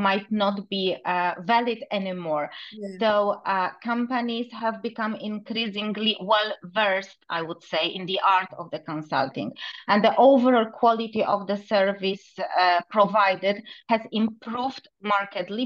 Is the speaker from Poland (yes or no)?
yes; Poland; moved away as an adult; now in Dubai, United Arab Emirates; I'm Polish